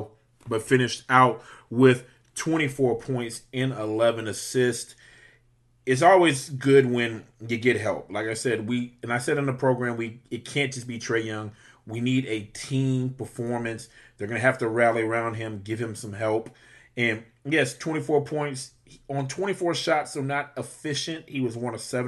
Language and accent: English; Louisiana, United States; I'm from Louisiana